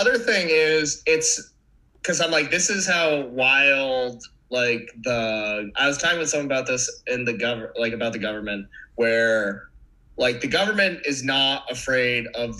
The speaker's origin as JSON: {"language": "English", "region": "Maine", "country": "United States", "tie": "born or raised there"}